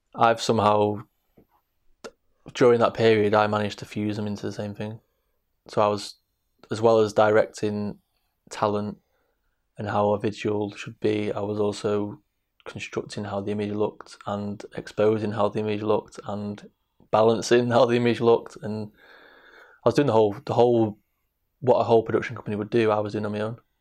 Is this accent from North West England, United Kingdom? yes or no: yes; Manchester, North West England, United Kingdom; also born or lived in Salford; grew up on the streets of Manchester. I was born in Salford, l-, gr-, grew up in Hampstead, in Trafford, South Manchester